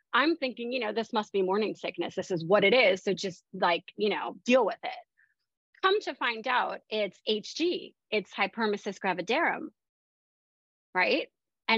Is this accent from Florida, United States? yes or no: yes; Tampa, Florida, United States; moved away as an adult; also born or lived in Miami, Florida / London, United Kingdom; I'm from the Tampa area